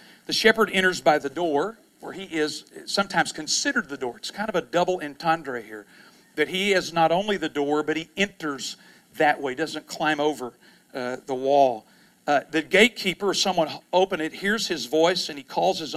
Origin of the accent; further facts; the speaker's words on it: San Angelo, Texas, United States; I grew up in Texas, and I grew up in an area which is, it's interestingly enough, San Angelo, Texas